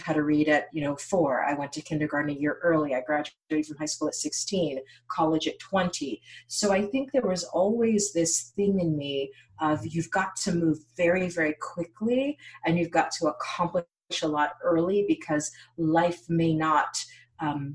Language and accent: English; United States; it has been a gift to be born an American. Both of my parents were born in Haiti, born and raised in Haiti